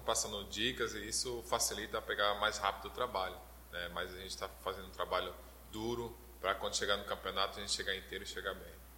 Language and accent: Portuguese; Sergipe, Brazil; eu sou sergipano